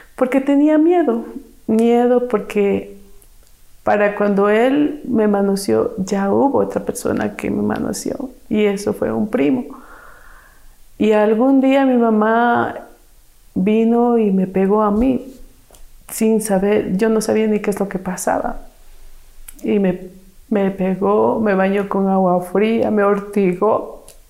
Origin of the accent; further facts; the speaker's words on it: Quito, Pichincha, Ecuador; Soy nacida aquí en Quito. Mi madre me tuvo soltera pero al año de que me tuvo, ella se casó. Así es que tuve un padrastro y me crié con cuatro hermanos más.